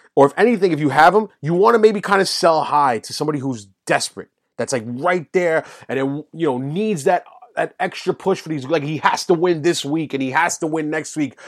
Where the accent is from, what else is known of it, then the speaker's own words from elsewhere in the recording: New York City, New York, United States; I grew up in Woodside, Queens.